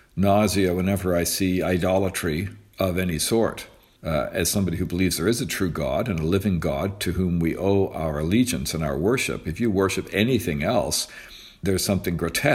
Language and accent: English; Canada; also born or lived in United States; I'm a Canadian